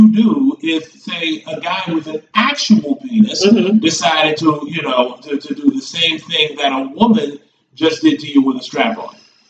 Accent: Baltimore, Maryland, United States; I was born and raised in Baltimore, Maryland.

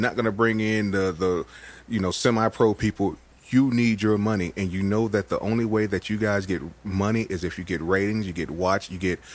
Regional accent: Los Angeles, California, United States; also born or lived in Colorado; I was born in Los Angeles

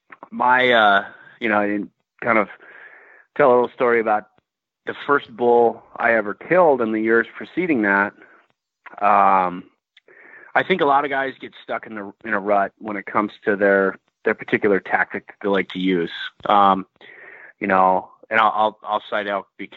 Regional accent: Midwest, United States; moved away as an adult; now in Montana, United States; I'm from the Midwest

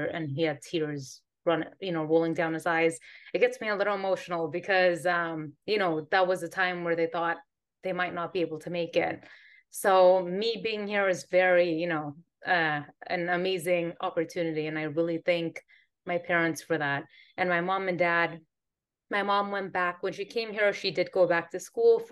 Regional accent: Northern California, United States; moved away as an adult; now in Antigua; I'm originally from California, so Northern California, born and raised

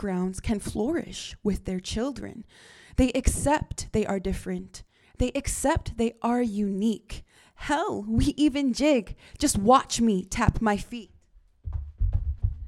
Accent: Northern Alberta, Canada; moved away; I'm not actually from BC. I'm from Northern Alberta, which is just a province away.

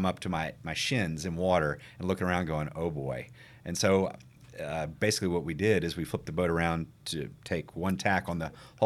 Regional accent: Chattanooga, Tennessee, United States; also born or lived in Jackson, Mississippi; I grew up on Signal Mountain, which is Chattanooga

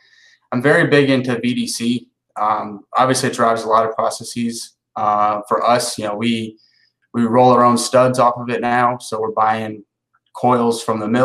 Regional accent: Ohio, United States; moved away as an adult; now in Southeast, United States; where I grew up in Ohio

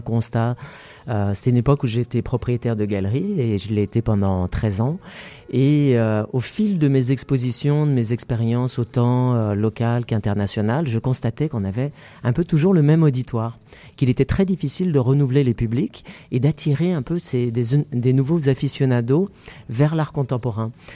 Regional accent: Paris, Île-de-France, France; moved away as an adult; now in Montreal, Canada; je suis natif de Paris

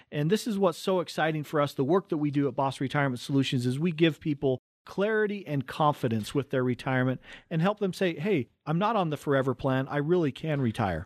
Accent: Cottonwood Heights, Utah, United States; we're born right here in Utah, right on the Wasatch Front. We grew up in Cottonwood Heights

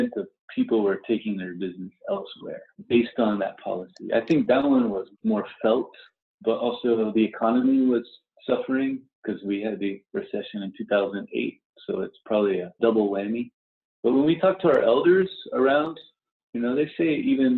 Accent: Carlsbad, New Mexico, United States; moved away as an adult; now in Tucson, United States; I grew up in Carlsbad, New Mexico, so I grew up 2 hours pretty much from El Paso

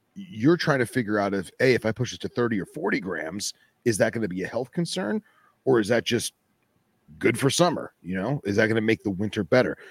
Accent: Boca Raton, Florida, United States; the one I'm going for is in my hometown area, Boca Raton

